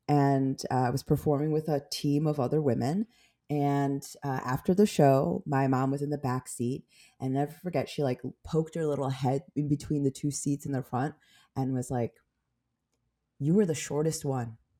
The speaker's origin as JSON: {"language": "English", "town": "Skokie", "region": "Illinois", "country": "United States", "tie": "born or raised there", "also_born_or_lived": "Korea / Chicago", "said": "I grew up in, like, Skokie"}